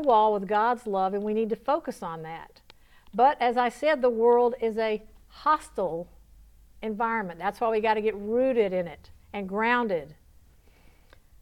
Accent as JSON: {"language": "English", "region": "Georgia", "country": "United States", "also_born_or_lived": "Palm Beach, Florida / Lake Tahoe, Nevada", "accent": "southern", "moved": "as an adult", "said": "When I was 19 years old and I was sassy from Georgia"}